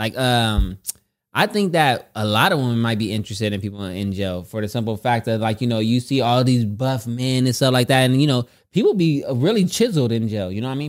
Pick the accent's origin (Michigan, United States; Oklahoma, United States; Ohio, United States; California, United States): California, United States; I'm from Cali.